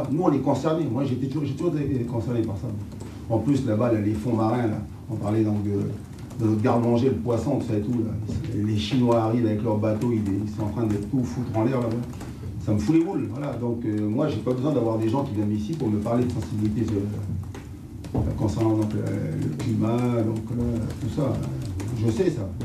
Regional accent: New Caledonia; moved away; moi je viens de Nouvelle-Calédonie, dans le Pacifique

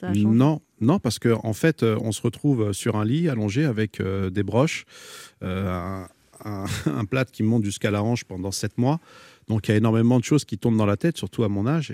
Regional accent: France; je suis né ici, je suis un isicien.

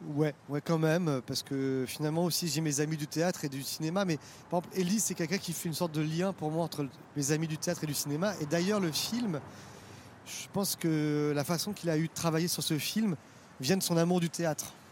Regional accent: Paris, Île-de-France, France; moi je suis parisien

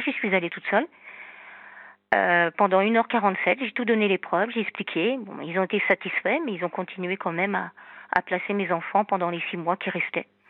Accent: Normandy, France; moved away; also born or lived in south of France; Je suis normande

